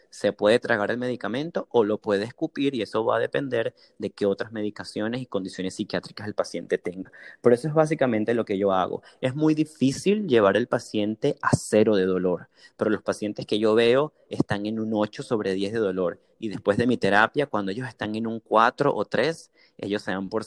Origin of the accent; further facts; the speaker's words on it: Caracas, Capital District, Venezuela; now in San Antonio, United States; Leones del Caracas porque soy de Caracas.